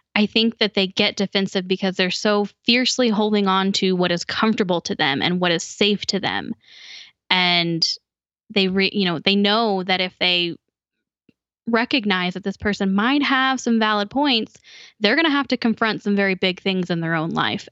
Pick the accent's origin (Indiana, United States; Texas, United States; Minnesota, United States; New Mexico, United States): Indiana, United States; Indianapolis; moved away; I actually grew up in the capital city of Indiana.